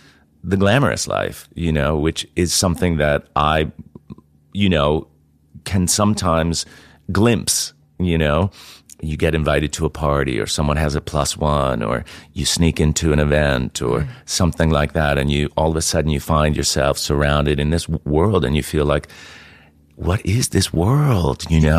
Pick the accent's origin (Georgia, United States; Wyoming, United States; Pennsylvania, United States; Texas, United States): Pennsylvania, United States; Mountaintop; also born or lived in New Jersey; I'm American, and I grew up in America. I was born in New Jersey, of all places, and mostly kind of grew up in Pennsylvania.